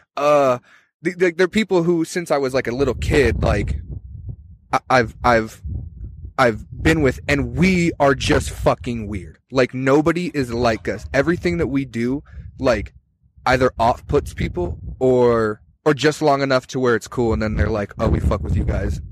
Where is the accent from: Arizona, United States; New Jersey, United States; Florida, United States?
Arizona, United States; Tucson; I'm from Tucson